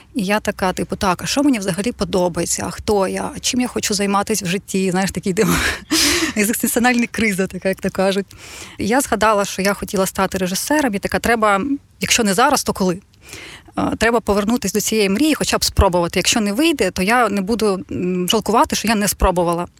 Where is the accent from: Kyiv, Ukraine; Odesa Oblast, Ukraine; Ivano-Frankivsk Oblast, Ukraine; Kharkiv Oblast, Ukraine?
Odesa Oblast, Ukraine; Odesa; Я жила в Одесі, я сама з Одеси